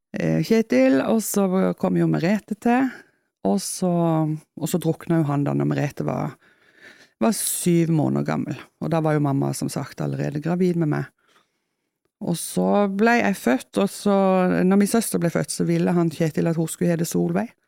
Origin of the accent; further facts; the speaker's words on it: Kristiansand, Agder, Norway; accent: Kristiansand dialect; now in Etne, Norway; når jeg kommer hjem, jeg jo, eller hjem da, til Kristiansand, så ja. får jeg jo beskjed om at, eh, at, jeg snakker sånn som jeg gjorde når jeg flytta